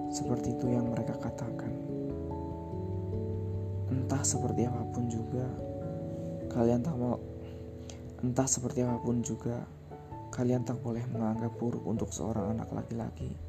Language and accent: Indonesian; Banyumas, Central Java, Indonesia; also born or lived in Wonogiri; Aku menjalani hari-hari di masa kecil di tempat kelahiranku sendiri di Kabupaten Banyumas, Jawa Tengah.